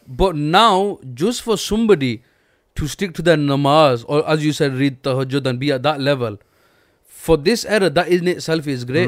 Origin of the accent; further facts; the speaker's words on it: Pakistan; we're all Pakistani